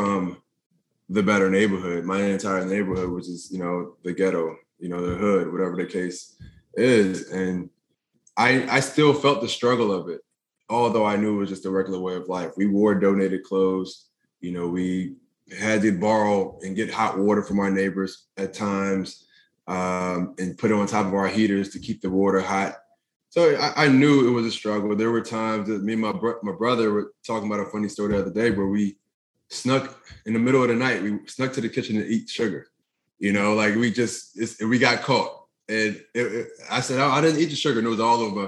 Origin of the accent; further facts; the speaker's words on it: Philadelphia, Pennsylvania, United States; growing up in North Philadelphia